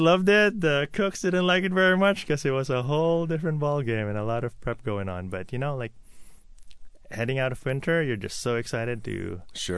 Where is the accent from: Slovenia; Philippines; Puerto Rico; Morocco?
Philippines; also born or lived in New York / Toronto; now in Seattle, United States; I grew up in the Philippines